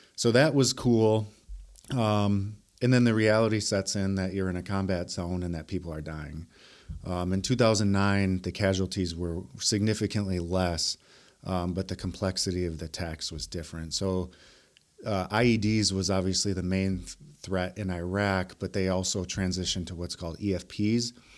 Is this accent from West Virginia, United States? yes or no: no; Milwaukee, Wisconsin, United States; I was raised here in Milwaukee, um, on the South Side